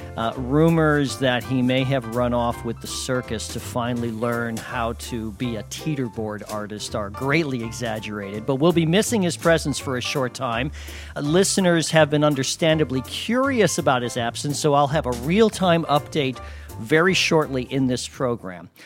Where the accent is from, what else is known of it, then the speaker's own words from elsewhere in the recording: Chicago, Illinois, United States; I grew up on the South Side. In fact, when we, when we were first living after I was born, somewhere around forty-sixth and Spalding, which was the old Polish neighborhood just off of Archer there